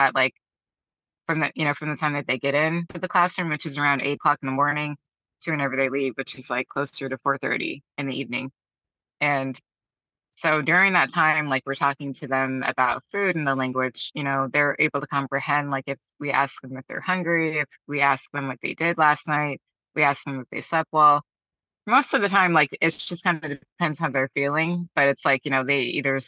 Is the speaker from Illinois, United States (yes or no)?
yes; Decatur, Illinois, United States; now in Minneapolis, United States; I'm actually from Illinois. So I'm from a very small town, and very like in the middle of Illinois, Decatur, Illinois